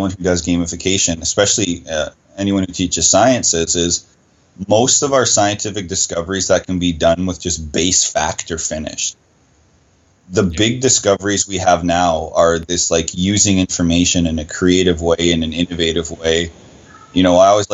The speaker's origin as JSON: {"language": "English", "town": "Sudbury", "region": "Ontario", "country": "Canada", "said": "where I'm from is from Sudbury, Ontario, and it's known for nickel, mining town."}